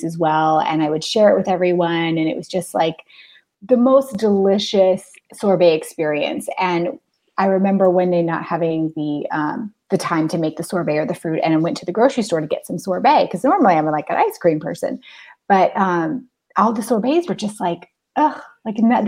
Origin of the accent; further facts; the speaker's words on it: Anchorage, Alaska, United States; I grew up in Alaska.